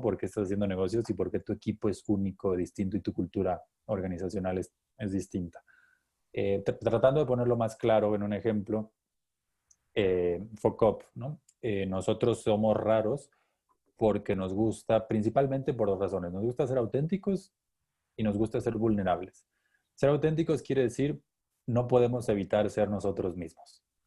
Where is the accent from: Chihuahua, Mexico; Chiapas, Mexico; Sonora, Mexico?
Chiapas, Mexico; ingeniero físico, chiapaneco